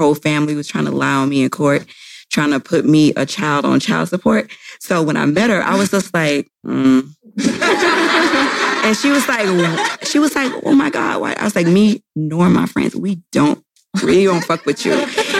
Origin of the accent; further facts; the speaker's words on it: the South, United States; I'm from the South. So we love …, …